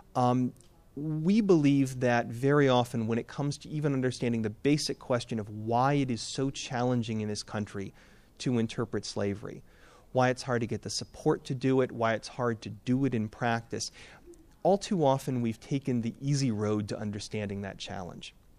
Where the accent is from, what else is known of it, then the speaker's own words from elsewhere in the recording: Boston, Massachusetts, United States; I'm from New England